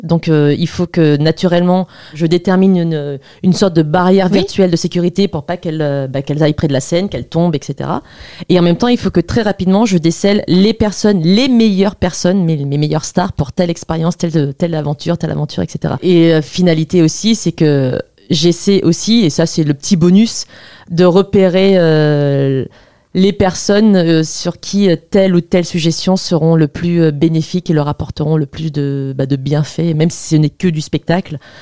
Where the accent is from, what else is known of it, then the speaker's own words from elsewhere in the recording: the South, southern France, France; now in Paris, France; moi, je viens du Sud